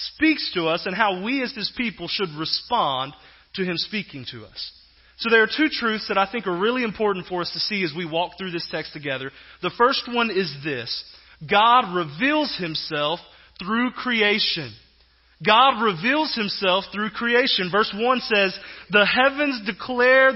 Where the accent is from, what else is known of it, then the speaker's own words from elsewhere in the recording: Southeast Texas, United States; moved away as an adult; I grew up in Southeast Texas and actually spent several years there pastoring